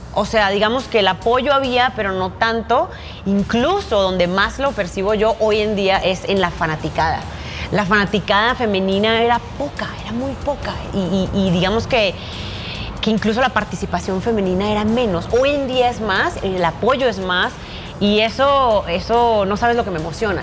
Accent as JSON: {"language": "Spanish", "town": "Medellín", "region": "Antioquia", "country": "Colombia", "tie": "born or raised there", "said": "Nací en Medellín, crecí en Medellín y comencé mi carrera profesional ahí como piloto"}